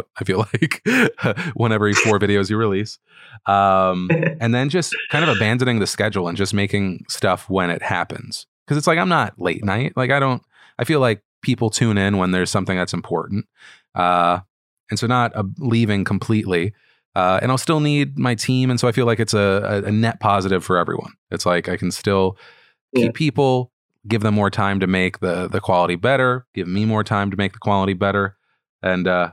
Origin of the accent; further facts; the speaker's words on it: United States; being an American